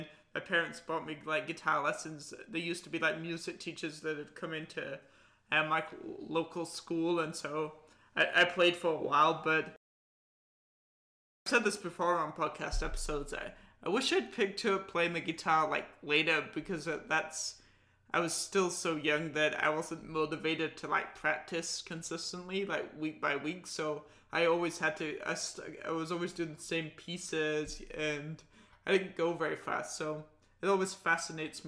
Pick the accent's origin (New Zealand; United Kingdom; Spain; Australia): United Kingdom; England; I'm from England